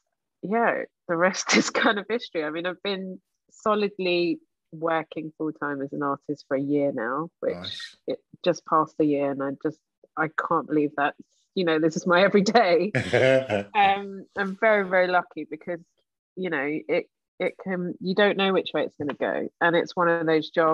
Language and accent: English; London, United Kingdom; I was born in the Royal Free in Camden